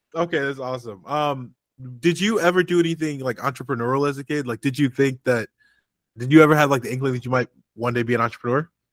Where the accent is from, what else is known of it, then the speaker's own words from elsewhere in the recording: St. Louis, Missouri, United States; I'm originally from from St. Louis, Missouri.